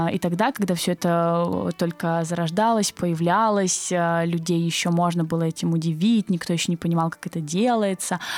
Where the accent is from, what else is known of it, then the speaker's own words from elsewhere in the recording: Kazakhstan; born there; Казашка. Ну, нет, но я, но я русская. Да, то есть я родилась в Казахстане